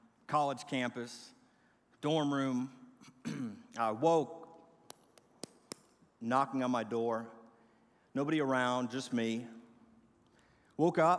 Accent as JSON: {"language": "English", "town": "Milwaukee", "region": "Wisconsin", "country": "United States", "tie": "born or raised there", "said": "I grew up in Milwaukee, Wisconsin"}